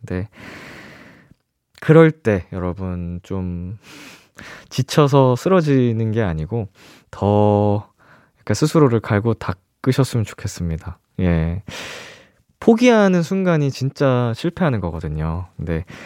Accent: Seoul, South Korea; 이제 서울에서 네. 나고 자라가지고

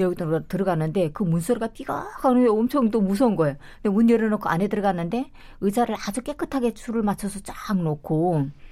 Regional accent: North Korea; now in South Korea; 저도 탈북할 때

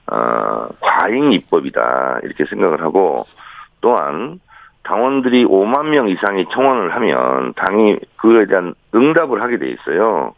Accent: South Chungcheong, South Korea; 저는 충남형입니다

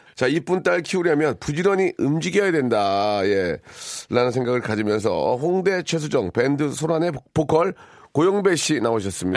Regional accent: Gunsan, North Jeolla, South Korea; 제 고향이 자랑스러운 군산의 아들이고요.

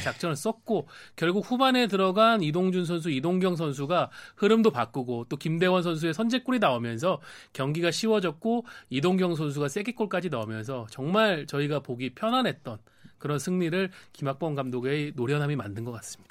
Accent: Changwon, South Gyeongsang, South Korea; moved away; 고향인 경남 창원으로 내려갈 아, 예정입니다.

